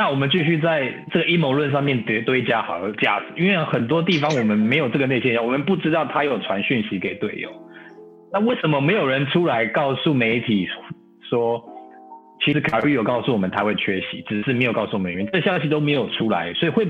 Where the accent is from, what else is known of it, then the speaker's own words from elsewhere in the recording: Taiwan; born there; 还是我们是出生在台湾的嘛，对不对？